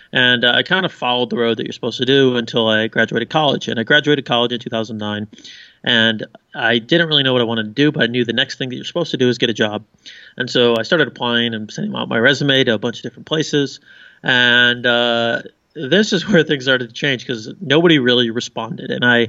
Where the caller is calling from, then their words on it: Rovaniemi, Lapland, Finland; I am in Rovaniemi, Finland, which is about an hour north of Helsinki.